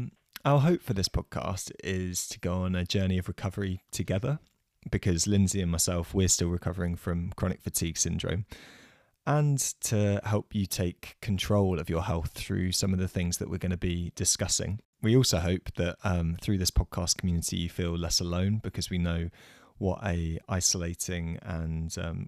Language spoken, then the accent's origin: English; England, United Kingdom; I am a Brit, as you can probably tell. We're coming at you from across the Atlantic. I'm 29.